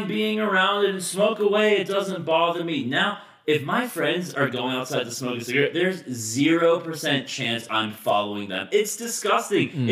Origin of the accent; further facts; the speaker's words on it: Texas, United States; moved away; I'm from Texas